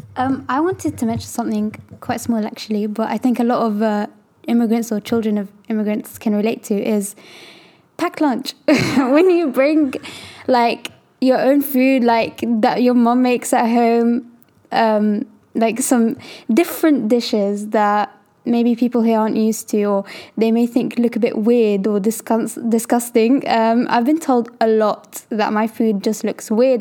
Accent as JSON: {"language": "English", "country": "United Kingdom", "tie": "born or raised there", "said": "I was actually born here"}